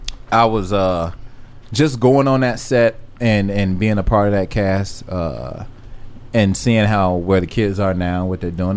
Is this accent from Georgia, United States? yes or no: yes; Atlanta, Georgia, United States; I'm from Atlanta